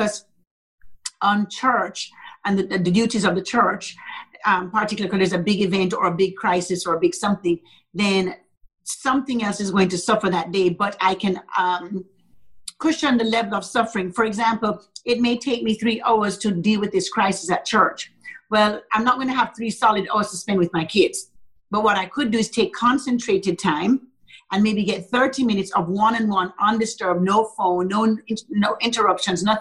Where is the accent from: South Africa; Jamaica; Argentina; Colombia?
Jamaica; also born or lived in Arlington, Texas; now in Dallas, United States; Our church is in Arlington, but I'm from Jamaica.